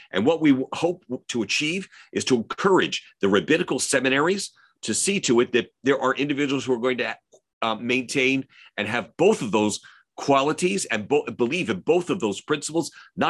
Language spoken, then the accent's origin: English; Baltimore, Maryland, United States; moved away; I'm from Baltimore originally